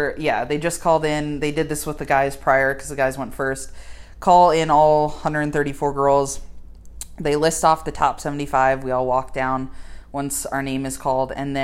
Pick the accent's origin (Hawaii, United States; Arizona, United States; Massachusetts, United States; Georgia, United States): Arizona, United States; I'm from Arizona